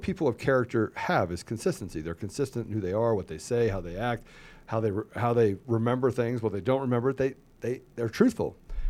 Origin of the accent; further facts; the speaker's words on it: East Coast, United States; Look, I grew up on the East Coast. I have family all the way from New York all the way down to Florida.